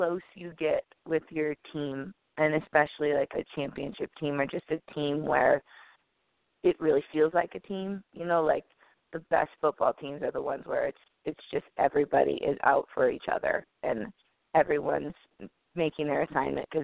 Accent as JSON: {"language": "English", "town": "St. Louis", "region": "Missouri", "country": "United States", "said": "I'm from St. Louis"}